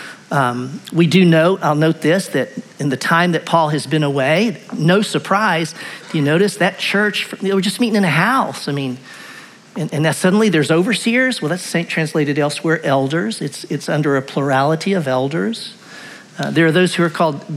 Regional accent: Clarksville, Tennessee, United States; I grew up in Clarksville, Tennessee, or at least eighth grade on

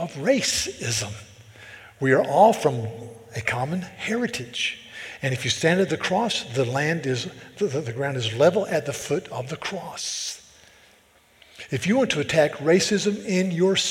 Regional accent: the South, United States; now in Charleston, United States; I'm from the South

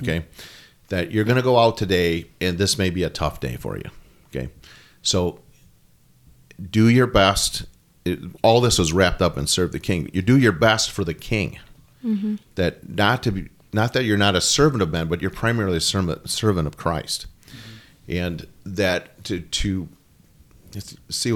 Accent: United States; being an American

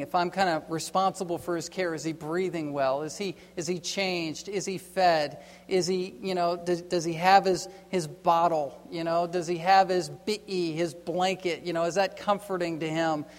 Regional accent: East Coast, United States; I grew up on the East Coast

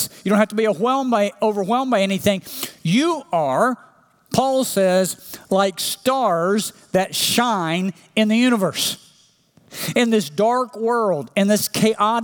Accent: Oklahoma, United States; when I was growing up in Oklahoma

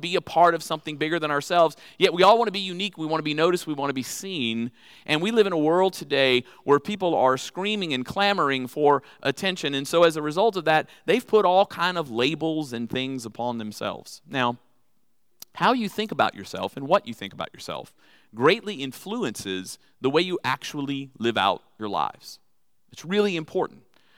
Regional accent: Texas, United States; I'm from Texas, so I have them with me all the time.

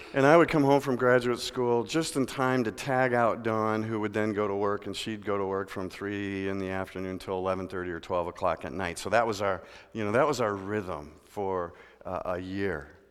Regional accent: Midwest, United States; We're from the Midwest where they got lakes.

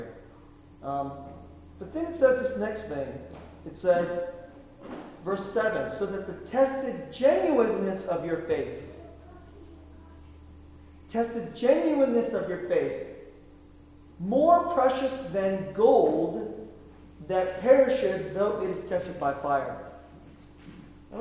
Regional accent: the Bay Area, California, United States; also born or lived in South Korea; I was born there. I grew up here in the Bay Area

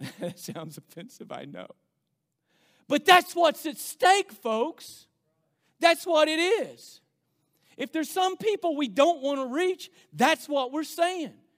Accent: United States; as American Christians

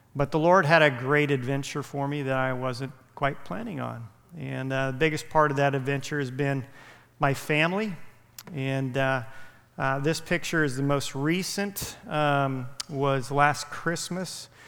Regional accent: Visalia, California, United States; moved away as an adult; also born or lived in Santa Barbara, California; now in Orlando, United States; I grew up in Visalia when I graduated Mount Whitney High School

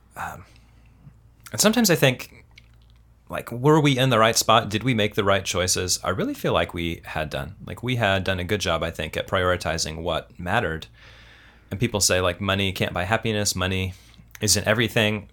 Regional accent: Kansas City, United States; also born or lived in Tulsa, Oklahoma; now in California, United States; I was born in Kansas City, but I went to college in Tulsa, Oklahoma

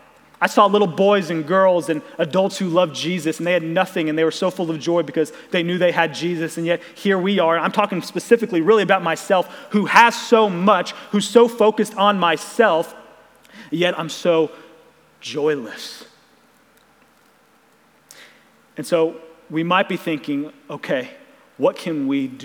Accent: Ozark, Missouri, United States; I was born and raised in Ozark, and so there's kind of this Southwest Missouri Ozark bubble that I was raised

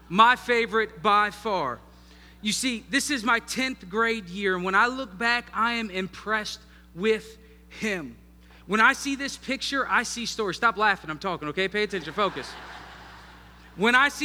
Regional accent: Northern Virginia, United States; moved away; I was raised in Northern Virginia with people from the North

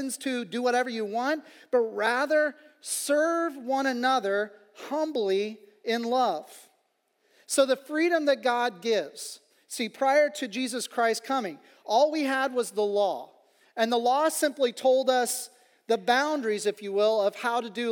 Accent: Kansas City, Kansas, United States; where I was from the Kansas City, Kansas side of things

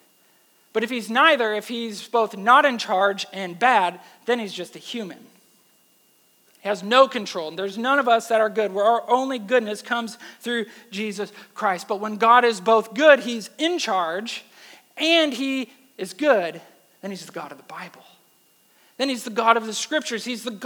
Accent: Wisconsin, United States; now in Texas, United States; I'm from Wisconsin

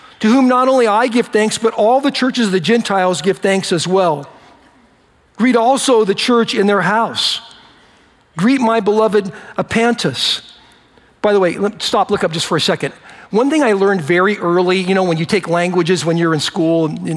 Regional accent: United States; I was born in America, so I'm, you know, I'm a United States citizen

